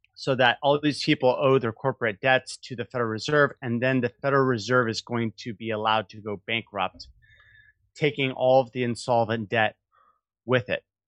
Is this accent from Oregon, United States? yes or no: yes; Portland, Oregon, United States; now in San Francisco, United States; I grew up in Portland. Oh. Portland's my home, my home stomping ground